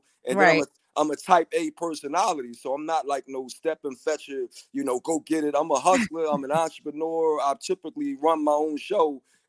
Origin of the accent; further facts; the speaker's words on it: Philadelphia, Pennsylvania, United States; I'm from Philadelphia, like the hat says. … And, I grew up in West Philly and moved to an area called Mount Airy. And Mount Airy was like the move-up area for Black people.